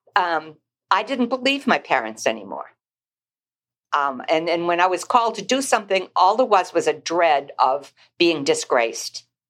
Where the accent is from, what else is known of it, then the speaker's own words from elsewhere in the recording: Newburyport, Massachusetts, United States; now in Manchester, United States; I grew up on Plum Island in Newburyport, Massachusetts